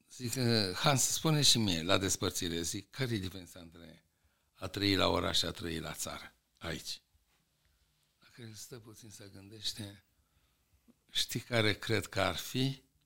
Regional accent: Romania; în 1944 80% din populația României era la țară? Deci noi venim de la țară

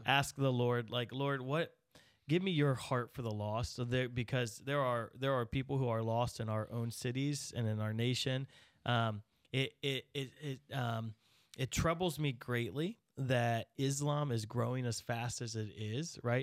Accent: United States; as an American

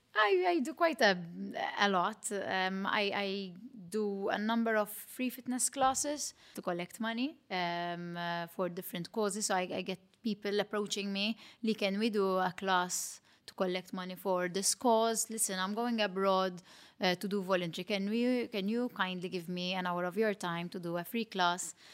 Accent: Malta; accent: Matab girl; my Matab girl accent

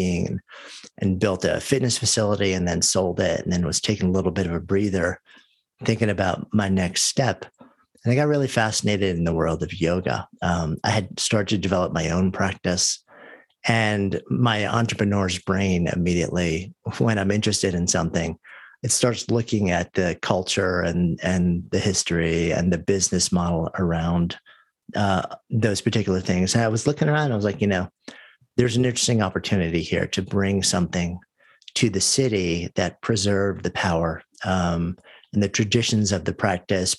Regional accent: New York, United States; moved away as an adult; I grew up just outside of New York, and I've lived my entire adult life up until just about a year ago in New York City

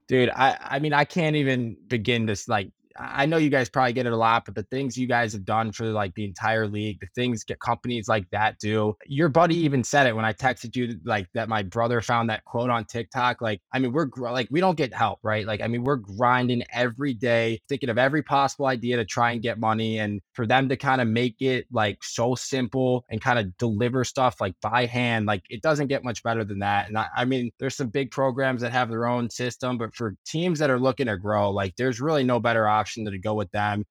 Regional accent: Highland Park, Illinois, United States; I grew up in Highland Park, Illinois

